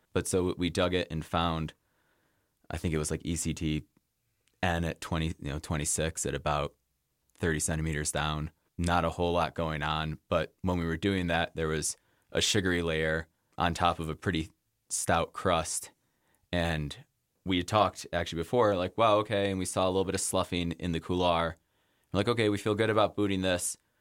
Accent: Rochester, New York, United States; also born or lived in Pittsburgh, Pennsylvania / Boston; now in Jackson, United States; I grew up in Rochester, New York

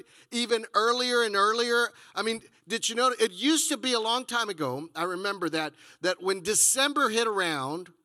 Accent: Texas, United States; moved away as an adult; I come from Texas

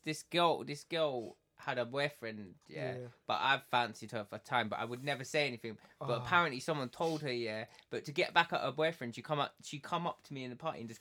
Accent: Essex, East of England, United Kingdom; I'm from Essex

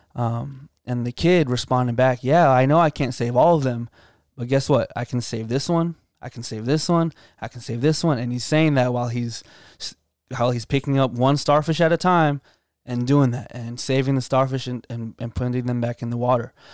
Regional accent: Loudoun County, Northern Virginia, United States; moved away as an adult; now in Virginia Beach, United States; I'm coming from Northern Virginia, uh, from Loudoun County area, uh, pretty affluent, um, environment

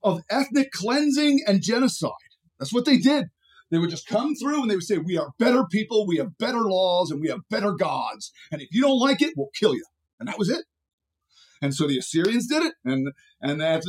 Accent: Philadelphia, Pennsylvania, United States; I grew up in Philadelphia

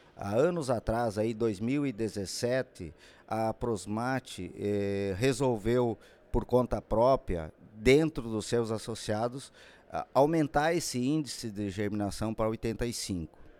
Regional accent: our Center-West, Brazil; nosso centro-oeste

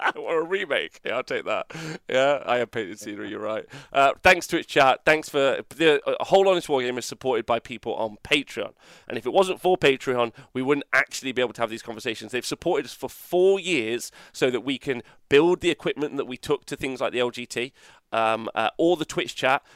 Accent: England, United Kingdom; We're fucking English

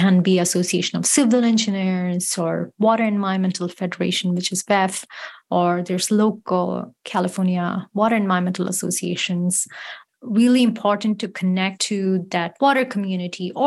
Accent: Chennai, Tamil Nadu, India; moved away; my hometown city in Chennai

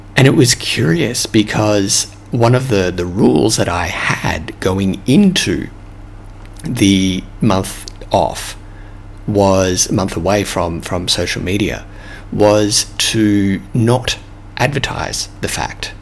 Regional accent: Australia; accent: Australian; moved away; my Australian accent

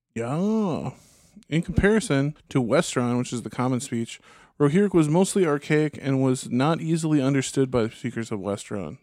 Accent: United States; as an American

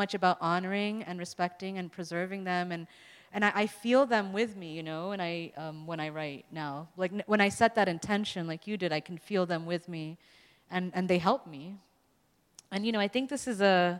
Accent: New York City, New York, United States; we're growing up in New York City

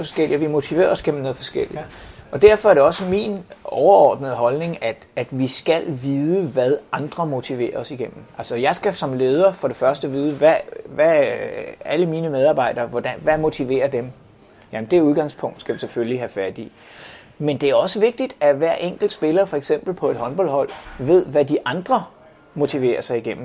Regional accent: Denmark

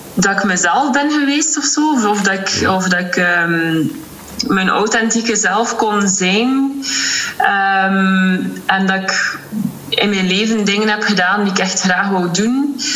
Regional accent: Ostend, Flanders, Belgium; Ik ben afkomstig uit Oostende

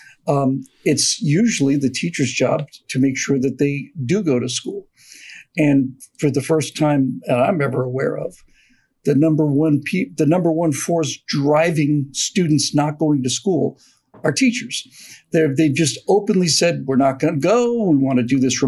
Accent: Bermuda; when I grew up in Bermuda

